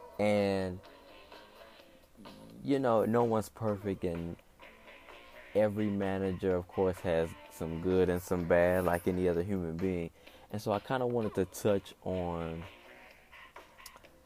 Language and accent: English; Michigan City, Indiana, United States; now in Indianapolis, United States; I was born and raised in Indiana. I was born in a small town in northern Indiana called Michigan City.